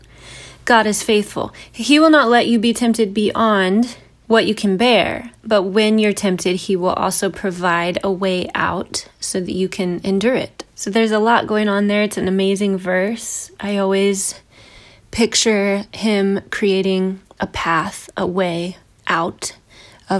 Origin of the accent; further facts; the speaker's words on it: United States; as an American evangelical